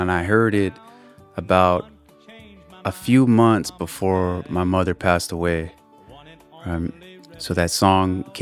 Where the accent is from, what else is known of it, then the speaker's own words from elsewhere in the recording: Riverside, California, United States; I'm from Riverside, California